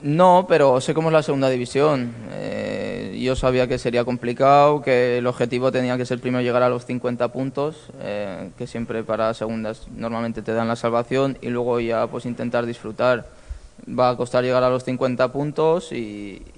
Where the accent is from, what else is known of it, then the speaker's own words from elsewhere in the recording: Lleida, Catalonia, Spain; now in Málaga, Spain; yo soy de Lleida y me fui con mi pareja a Lleida a desconectar unos días con la familia